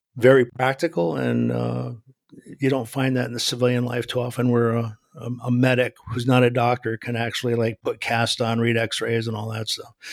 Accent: New England, United States; moved away as an adult; now in New Jersey, United States; I live in New Jersey now, but I grew up in New England

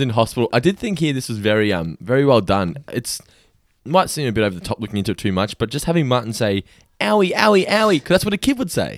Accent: Australia; I'm Australian

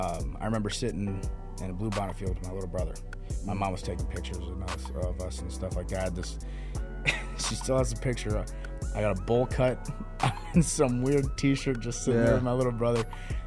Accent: Texas, United States; also born or lived in Mesa, Arizona; So I was born in Mesa, Arizona, actually, and I was raised in Texas, just outside of Fort Worth.

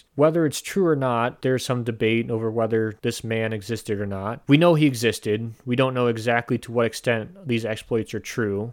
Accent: United States; us Americans

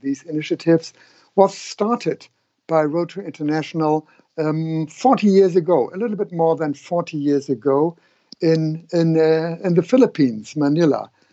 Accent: Hamburg, Germany; here in my hometown in Hamburg

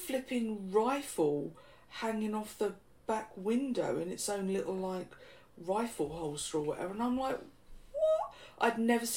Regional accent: Bedford, East of England, United Kingdom; moved away as an adult; also born or lived in San Antonio, Texas; I'd been like born and bred in Bedford, never even gone on a foreign holiday.

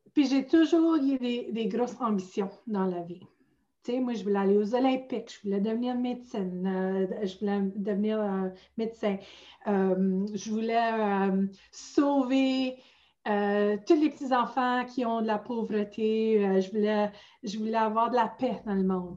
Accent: outside Sudbury, northern Ontario, Canada; accent: Franco-Ontarian; moved away as an adult; now in Ottawa, Canada; je viens originalement du nord de l'Ontario. Je viens de hors de Sudbury

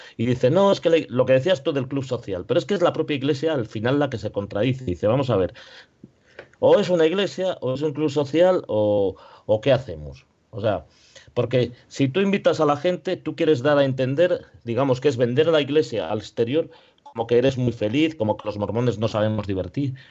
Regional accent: Spain; also born or lived in Ponferrada; somos españoles

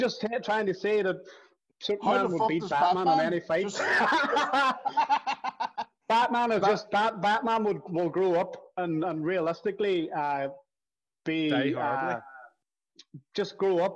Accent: Derry, Northern Ireland, United Kingdom; we grew up together in the Ballycommon

